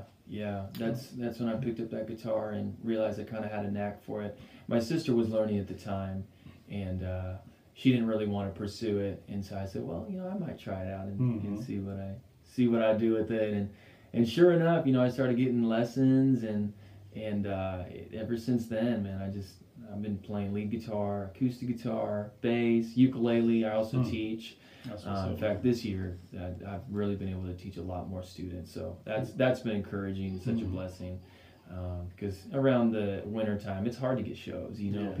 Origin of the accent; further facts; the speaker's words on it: Longview, Texas, United States; also born or lived in Whittier, California / Euless, Texas; From there, Longview. So I was around 5 years old in Longview.